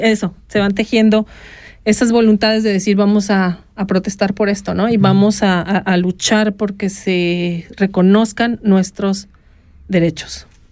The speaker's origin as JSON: {"language": "Spanish", "town": "Guadalajara", "region": "Jalisco", "country": "Mexico", "tie": "born or raised there", "moved": "yes", "lives_now": "Switzerland", "said": "en la ciudad de Guadalajara, mi tierra natal"}